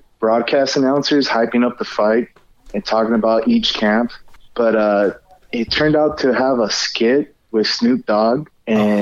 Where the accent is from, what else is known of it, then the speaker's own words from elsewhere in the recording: Fullerton, California, United States; I grew up in Fullerton, and I went to Kramer Middle School